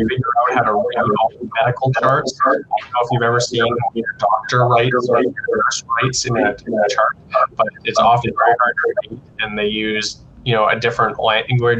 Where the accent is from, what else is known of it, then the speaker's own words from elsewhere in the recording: McLaughlin, Alberta, Canada; So I grew up in McLaughlin, which I don't know if some of you definitely know. It's just southwest of Lloydminster.